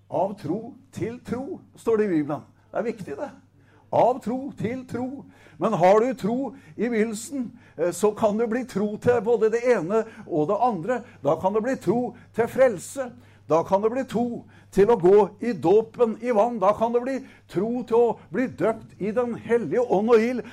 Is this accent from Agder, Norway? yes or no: yes; Setesdal, Agder, Norway; er jeg fra Setesdal